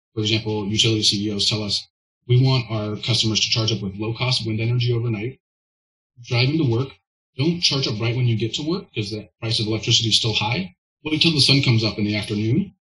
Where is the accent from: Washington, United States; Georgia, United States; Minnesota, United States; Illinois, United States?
Washington, United States; Olympia; I grew up in Western Washington, right in Olympia